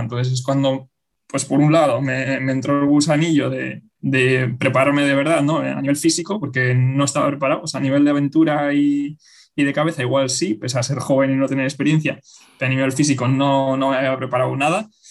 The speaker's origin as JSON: {"language": "Spanish", "town": "Bilbao", "region": "Basque Country", "country": "Spain", "also_born_or_lived": "Zaragoza", "said": "regresé a Bilbao, que yo soy de Bilbao"}